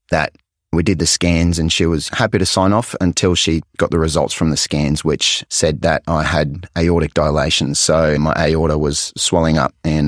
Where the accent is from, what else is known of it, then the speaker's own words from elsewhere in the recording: Cairns, Queensland, Australia; So I was born up in Cairns, which is in tropical North Queensland, and it's God's country up there. It's absolutely stunning. So I spent a lot of my childhood going out fishing, camping